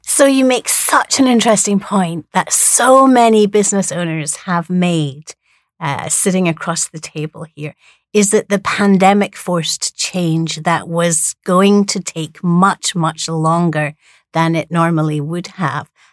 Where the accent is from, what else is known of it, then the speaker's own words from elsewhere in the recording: Edinburgh, Scotland, United Kingdom; now in Hawaii, United States; I come from Edinburgh, where we have the biggest international arts festival in the world